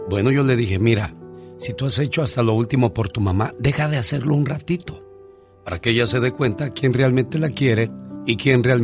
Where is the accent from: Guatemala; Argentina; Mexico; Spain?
Mexico; Las Jícamas, Guanajuato; Bien, gracias porque un día salí de las Jícamas, Guanajuato, pero